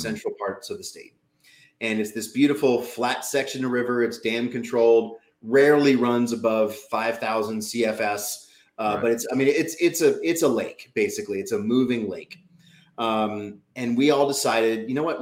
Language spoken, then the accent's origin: English; New Orleans, Louisiana, United States; also born or lived in Utah; now in New England, United States; I grew up in New Orleans, Louisiana